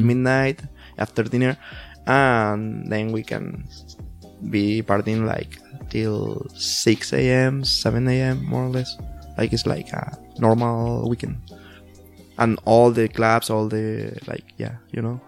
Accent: Santander, Cantabria, Spain; moved away as an adult; now in Chicago, United States; my hometown Santander

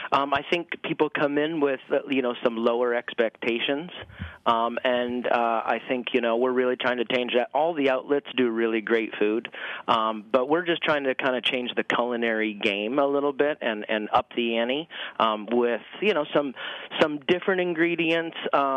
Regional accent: Maine, United States; Oh, man. I grew up in Maine on a potato farm.

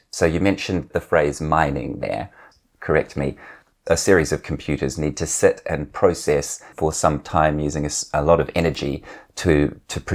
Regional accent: New Zealand; growing up in New Zealand, which is a very strong dairy producing country

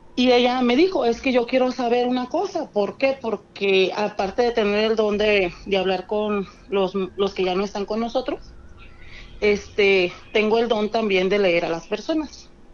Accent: Guadalajara, Jalisco, Mexico; De Guadalajara

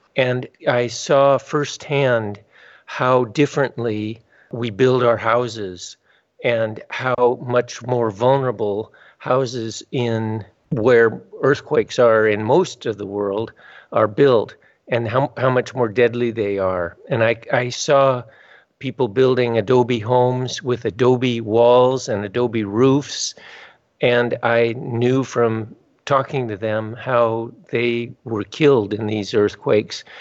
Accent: Southern California, United States; also born or lived in Tajikistan; I grew up in Southern California

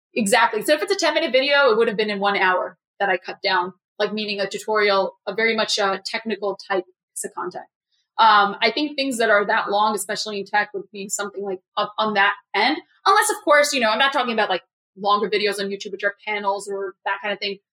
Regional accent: New York City, New York, United States; I'm a New Yorker

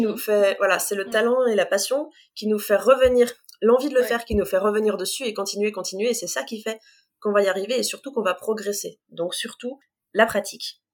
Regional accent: Compiègne, Hauts-de-France, France; also born or lived in near Creil; j'ai grandi à Compiègne, j'habite juste à côté de Creil aujourd'hui.

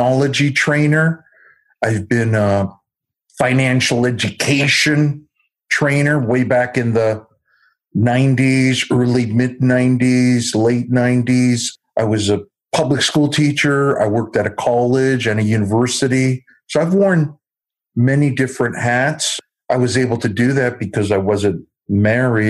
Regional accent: Southern California, United States; I was born and raised in Southern California.

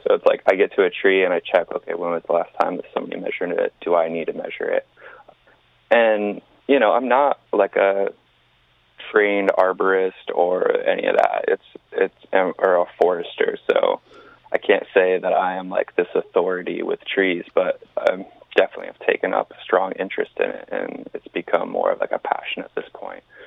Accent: East Coast, United States; Growing up on the East Coast

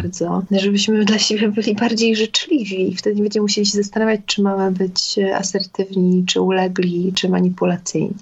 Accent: Gdańsk, Pomeranian Voivodeship, Poland; now in Warsaw, Poland; ja jestem Gdańszczanką mieszkającą w Warszawie, mieszkam na dwa, na dwa miasta

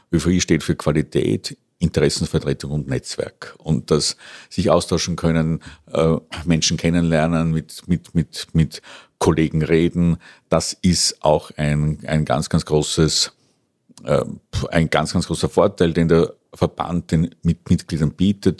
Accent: Schärding-Passau border area, Bavaria, Germany; moved away as an adult; also born or lived in Bologna, Italy; now in Vienna, Austria; komme aus der bayerischen Gegend, Grenze Scherding-Passau, bin dann vor mehr als 30 Jahren nach Wien gekommen zum Mu Musikstudium

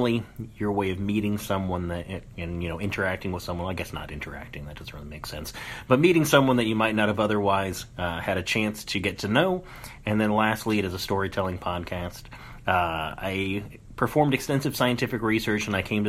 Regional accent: Tucson, Arizona, United States; moved away; I grew up actually in Tucson

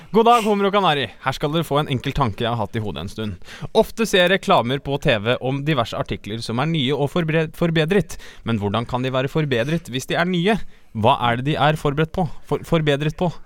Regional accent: Mo, Innlandet, Norway; moved away; Det ligger i Mo, i en bitte lille kommune Nord-Odalen, som vil si rett siden av mitt hjemhus

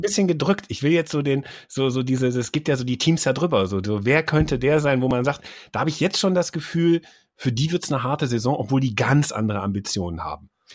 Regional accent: Mönchengladbach, North Rhine-Westphalia, Germany; also born or lived in Friedberg, Hesse; ich bin ja in Mönchengladbach dann noch aufgewachsen

